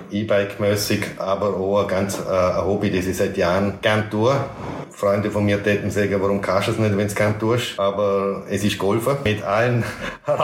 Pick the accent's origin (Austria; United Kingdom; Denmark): Austria; Braz, Vorarlberg; Ich aufgewachsen bin im Klostertal, sprich Bratz, äh, dadurch am Land, wo man sich ja gut kennt.